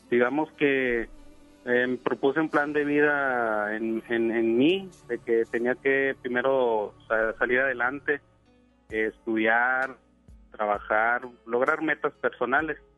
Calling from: Apodaca, Nuevo León, Mexico; De, de Apodaca, Nuevo León.

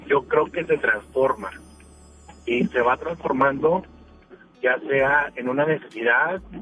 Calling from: Guadalupe, Nuevo León, Mexico; Eh, de Guadalupe.

